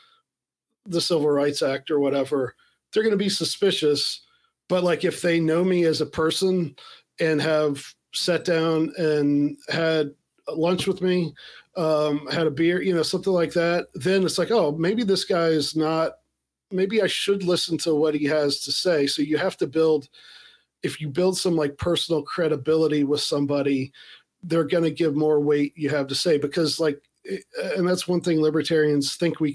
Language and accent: English; Appalachia, United States; I'm Appalachian American